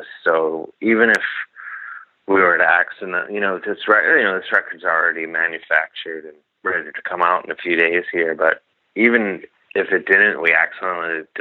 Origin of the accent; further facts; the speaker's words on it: Gary, Indiana, United States; I'm from Indiana